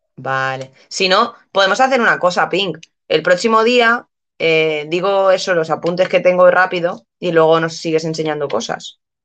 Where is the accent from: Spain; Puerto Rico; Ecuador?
Spain; Mallorca, Balearic Islands; accent: Mallorquín; el mallorquín eh, tenemos acento ahí extraño